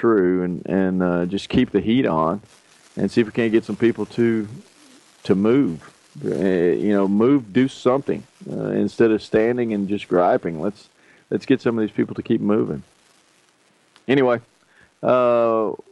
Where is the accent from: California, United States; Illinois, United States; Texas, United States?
Texas, United States; I'm a Texan first